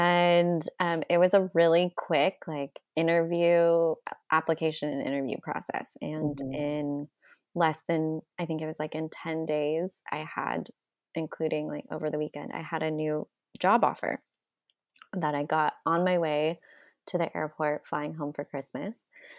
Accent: California, United States; But all I just say, like I came from Southern California to a snowstorm where I didn't even get to start work for 3 days later.

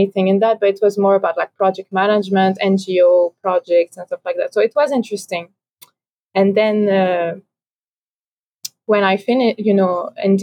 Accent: Paris, Île-de-France, France; moved away as an adult; also born or lived in Sidon, Lebanon; now in Byblos, Lebanon; originally I'm French Lebanese. I grew up in France. I grew up in Paris, and my my Lebanese side is from Saïda

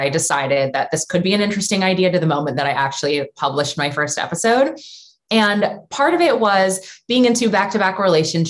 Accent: New York, United States; moved away as an adult; now in Los Angeles, United States; I am from New York actually, but I currently live in LA. I've been there for over a decade

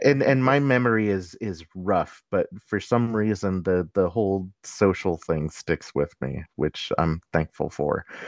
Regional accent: Los Angeles, California, United States; I come from the San Fernando Valley, home of the Valley Girl

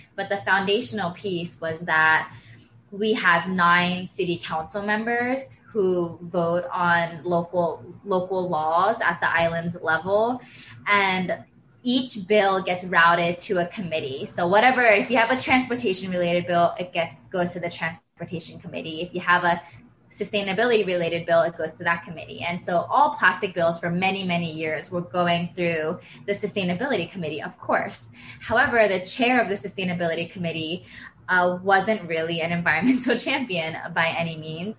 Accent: Pennsylvania, United States; moved away; I'm from Pennsylvania

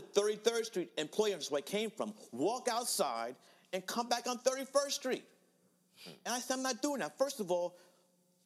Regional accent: New York City, New York, United States; I grew up in Fort Greene, Brooklyn

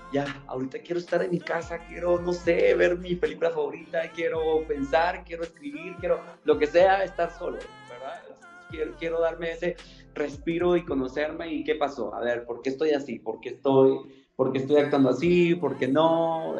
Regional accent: Guatemala City, Guatemala Department, Guatemala; also born or lived in Mexico City; Soy de la Nueva Guatemala, o sea, ciudad de Guatemala la Nueva Guatemala de Asunción, Ciudad de Guatemala

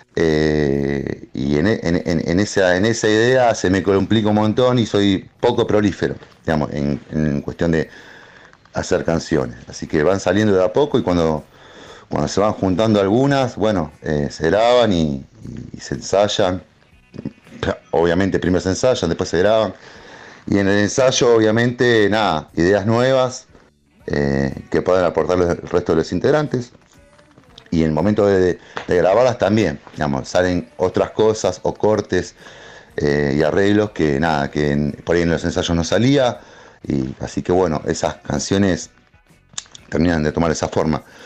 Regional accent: Temperley, Buenos Aires Province, Argentina; nosotros somos de Temple, de zona

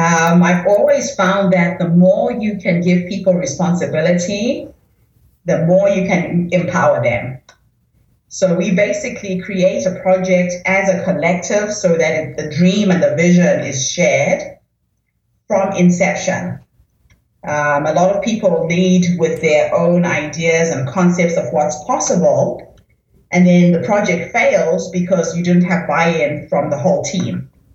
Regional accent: New Zealand; And as you know, I am from New Zealand, so my base is really with the indigenous women of New Zealand and Australia.

